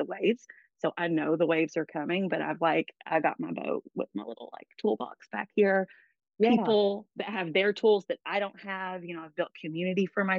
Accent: Knoxville, Tennessee, United States; also born or lived in Oregon; I'm from here, Knoxville, South Knoxville, East Knoxville. My grandparents were in South. I was raised in East.

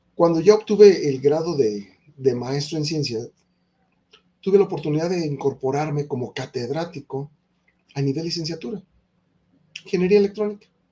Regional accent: Mexico; En mi país, en México

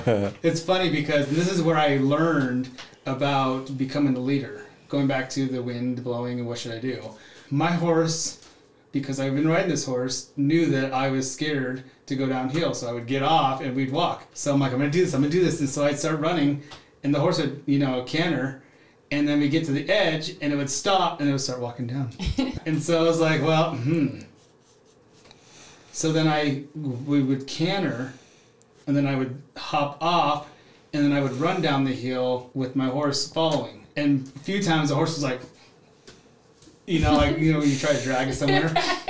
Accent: Utah, United States; And so I grew up in Southern Utah. My dad worked for the mining industry, so we traveled a lot, but I was always back at the Four Corners, Monument Valley, my grandma's place

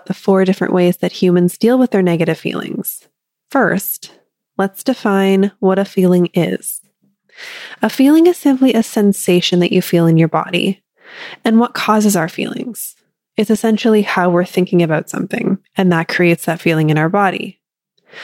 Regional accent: Canada; I'm Canadian

